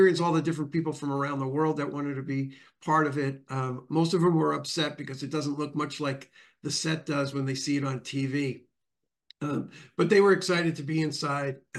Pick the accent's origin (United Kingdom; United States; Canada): United States; Long Island, New York; moved away; I grew up in New York, in Long Island.